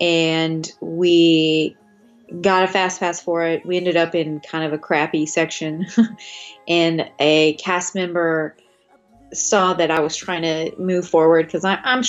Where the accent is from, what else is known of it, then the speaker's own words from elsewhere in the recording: Tennessee, United States; We're from Tennessee